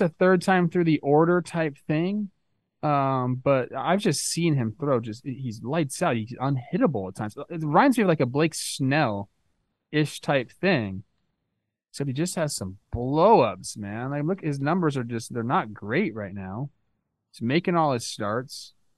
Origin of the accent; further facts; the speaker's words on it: Castaic, California, United States; I grew up in Castaic, bro. I grew up on a truck stop.